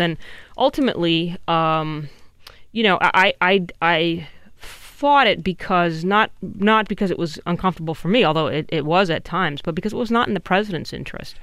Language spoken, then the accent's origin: English; California, United States; I'm also from California.